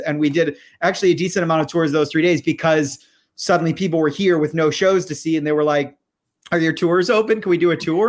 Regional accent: Michigan, United States; I grew up in Michigan

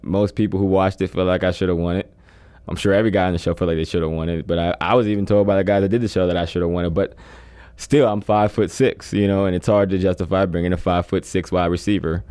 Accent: Pennsylvania, United States; I'm from Pennsylvania area

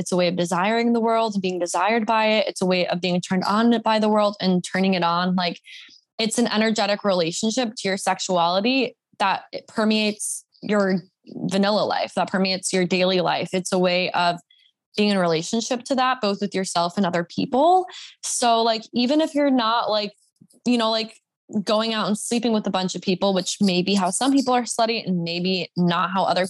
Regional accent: the Bible Belt, United States; now in Los Angeles, United States; I wasn't really like fully in my slut era until I moved to LA, and I grew up in the Bible Belt

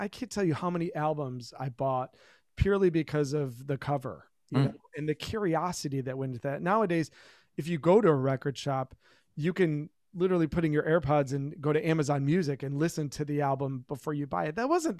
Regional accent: Plymouth, Michigan, United States; when we were kids, we grew up in Plymouth, Michigan, and there was a record shop in town called Repeat the Beat, an independent-owned record store.

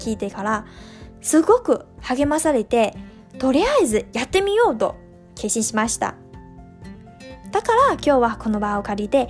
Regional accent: Liaoning, China; moved away as an adult; now in Japan; 我是来自中国的留学生。二零一八年九月呢，第一次来到日本，现在呢，已经整整经过了两个年头。那么我的家乡呢是在中国北部的辽宁省

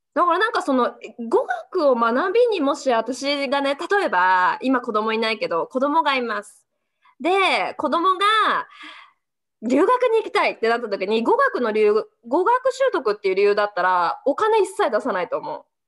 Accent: Japan; also born or lived in Canada; 日本人で生まれて

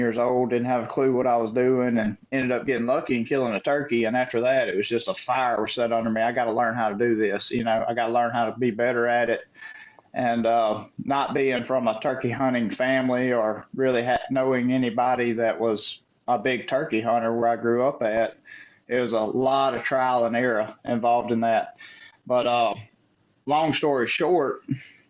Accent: Central Mississippi, United States; where I grew up in Central Mississippi

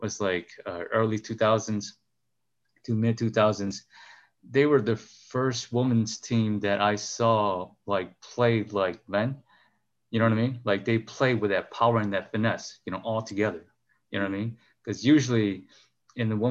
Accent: Chicago, Illinois, United States; moved away; also born or lived in Wisconsin; we grew up in Chicago. But most of my playing years, I was up here.

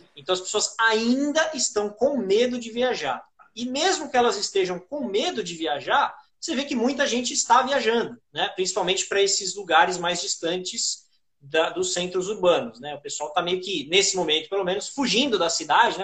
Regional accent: São Paulo, Brazil; eu sou de São Paulo

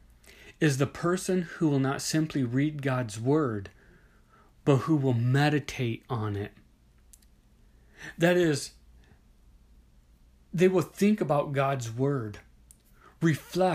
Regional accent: Midwest, United States; I grew up in the Midwest, where there are a lot of tornadoes and strong storms

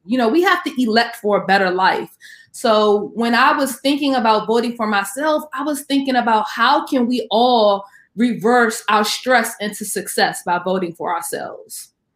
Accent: Washington, District of Columbia, United States; I am from the Washington, D.C. area

